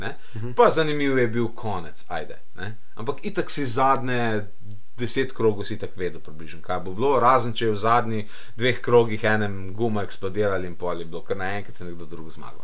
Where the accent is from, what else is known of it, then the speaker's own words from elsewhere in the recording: Slovenia; smo Slovenci